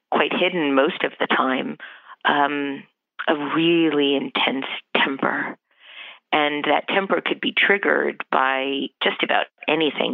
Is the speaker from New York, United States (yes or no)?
yes; New York City, New York, United States; also born or lived in Howard Beach, Queens; I'm a native New Yorker. I was born in Brooklyn in 1961